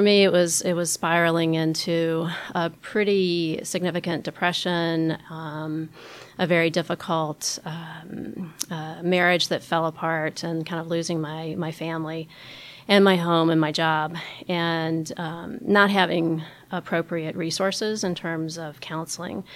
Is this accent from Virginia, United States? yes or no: yes; Richmond, Virginia, United States; moved away; my hometown of Richmond, Virginia